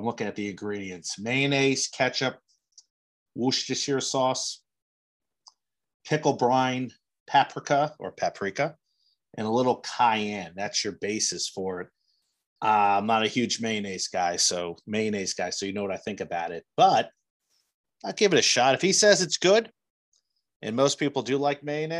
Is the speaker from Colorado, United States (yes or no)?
no; New Jersey, United States; also born or lived in Cincinnati; now in Indiana, United States; I'm from New Jersey